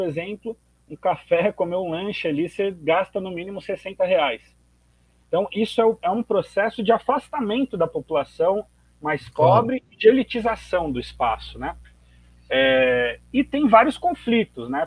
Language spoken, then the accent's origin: Portuguese; São Paulo, Brazil; eu sou morador de Itaquera, na zona leste de São Paulo